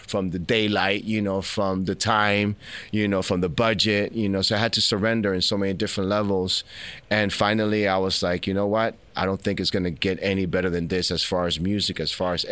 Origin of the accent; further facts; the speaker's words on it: New York City, New York, United States; also born or lived in Philadelphia; I'm Dominican from Washington Heights.